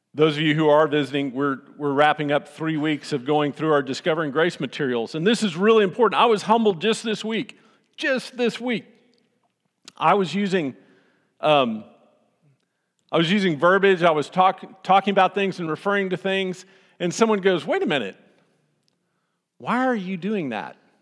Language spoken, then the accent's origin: English; Austin, Texas, United States; I grew up in Austin